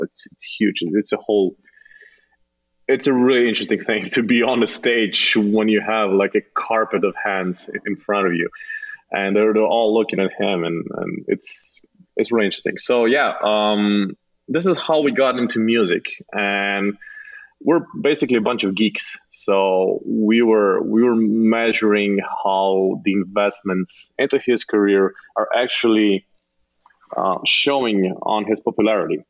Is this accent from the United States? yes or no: no; Slovenia; also born or lived in Ljubljana; I grew up uh, in a small town outside of Ljubljana